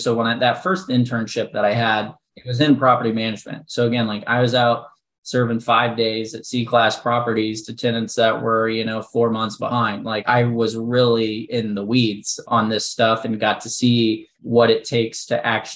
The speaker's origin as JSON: {"language": "English", "region": "Midwest", "country": "United States", "tie": "born or raised there", "also_born_or_lived": "Central Illinois", "moved": "as an adult", "lives_now": "Nashville, United States", "said": "I'm born and raised in the Midwest."}